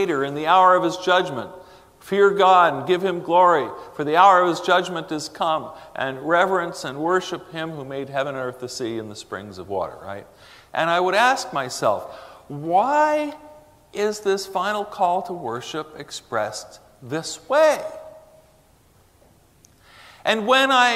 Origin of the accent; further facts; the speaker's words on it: New York City, New York, United States; when I was a Jewish kid growing up in New York City